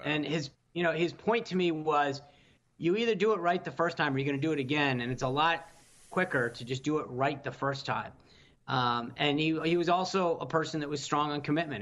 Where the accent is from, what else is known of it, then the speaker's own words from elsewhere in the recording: Rhode Island, United States; I grew up in Rhode Island.